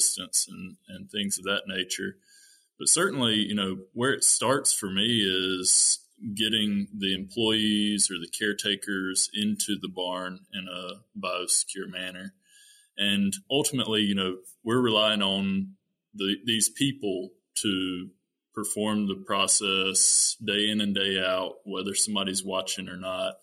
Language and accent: English; North Carolina, United States; moved away as an adult; also born or lived in Minnesota; I am originally from North Carolina